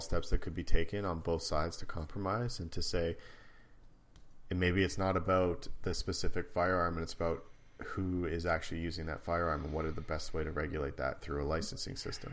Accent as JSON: {"language": "English", "country": "Canada", "also_born_or_lived": "United States", "said": "being Canadian"}